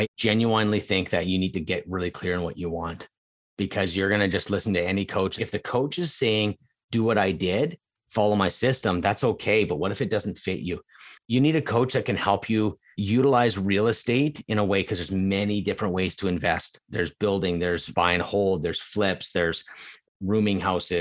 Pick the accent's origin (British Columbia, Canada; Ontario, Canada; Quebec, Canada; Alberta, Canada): Alberta, Canada; Edmonton; now in Vancouver, Canada; I was born there